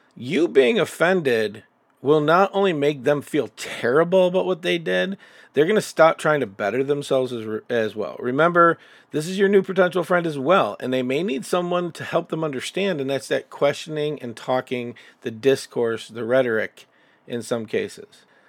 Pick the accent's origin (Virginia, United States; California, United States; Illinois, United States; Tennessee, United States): Illinois, United States; Chicago; I'm from Chicago, and I can tell you right now that the group of friends that I have there are dynamically different